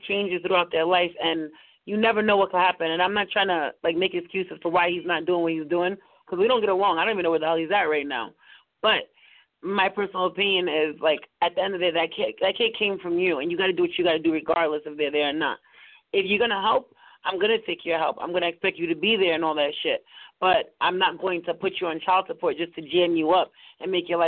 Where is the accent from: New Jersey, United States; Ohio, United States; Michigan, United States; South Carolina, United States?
New Jersey, United States; Jersey City; moved away as an adult; also born or lived in Central Florida; now in Florida, United States; I'm from Jersey City